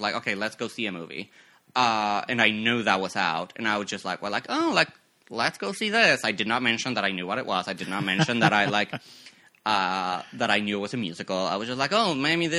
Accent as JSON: {"language": "English", "country": "Mexico", "tie": "born or raised there", "also_born_or_lived": "Mexico City", "moved": "yes", "lives_now": "United States", "said": "I was born in Mexico. I was born and raised over there. Born in Mexico City, grew up like a little, like 90 minutes outside of it"}